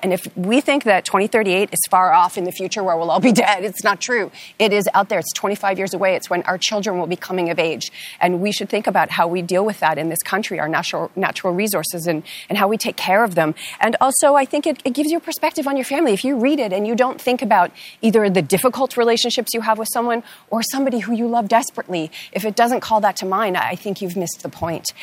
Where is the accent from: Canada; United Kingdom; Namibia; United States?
Canada; as a Canadian who was born here